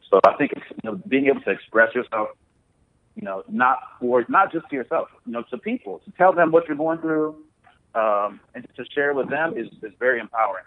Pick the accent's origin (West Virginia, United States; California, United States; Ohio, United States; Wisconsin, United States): Ohio, United States; Columbus; moved away as an adult; also born or lived in Youngstown, Ohio / Nigeria (family origin); now in Los Angeles, United States; I was born and raised in Ohio. So, born in Youngstown, Ohio, and grew up in Columbus, Ohio.